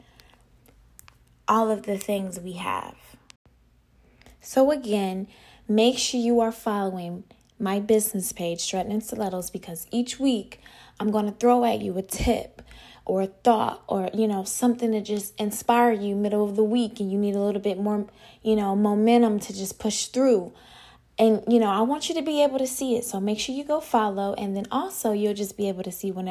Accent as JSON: {"language": "English", "town": "Atlanta", "region": "Georgia", "country": "United States", "moved": "as an adult", "lives_now": "Miami, United States", "said": "I'm originally from Atlanta, Georgia. I currently live here in a 305 where it's hot."}